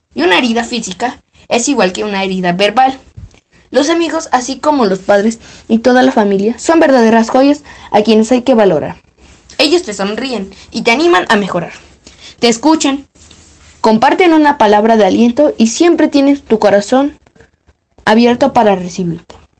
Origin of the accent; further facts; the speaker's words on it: Mexico City, Mexico; Soy de la Ciudad de México.